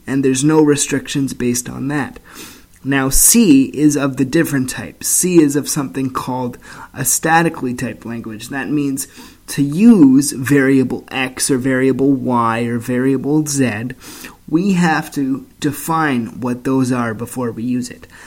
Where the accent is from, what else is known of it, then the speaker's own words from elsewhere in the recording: Canada; I'm from Canada